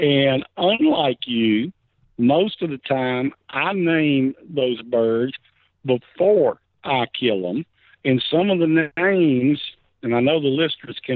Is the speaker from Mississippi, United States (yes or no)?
yes; Hattiesburg, Mississippi, United States; I was born and raised in Hattiesburg, Mississippi